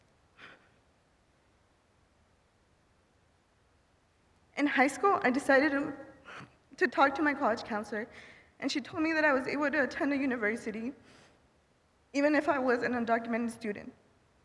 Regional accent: United States; also born or lived in Martinez de la Torre, Veracruz, Mexico; When I was 6 months old, my mother brought me to the United States to secure a better future for me

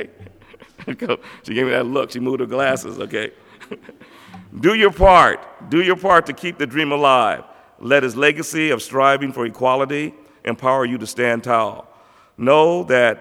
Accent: Los Angeles, California, United States; I came from Crenshaw High School in Los Angeles, where we were so used to winning

